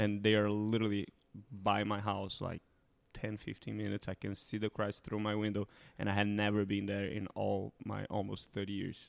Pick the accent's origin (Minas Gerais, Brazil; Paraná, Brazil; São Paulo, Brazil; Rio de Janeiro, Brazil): Rio de Janeiro, Brazil; moved away; Rio, my hometown